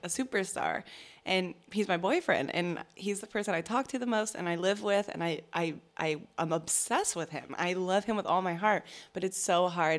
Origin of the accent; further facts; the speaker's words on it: Virginia, United States; I'm from Virginia, and so there's, like, members of my family and people I went to high school